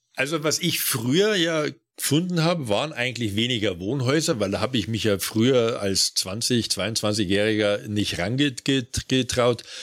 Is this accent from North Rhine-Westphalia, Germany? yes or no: no; Bavaria, Germany; dass unser Bundesland so reich ist